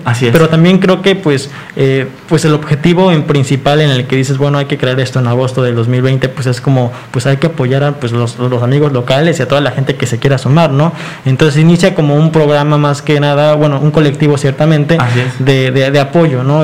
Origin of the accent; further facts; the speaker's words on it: Mexico; como mexicanos siempre hemos este, destacado en que somos muy solidarios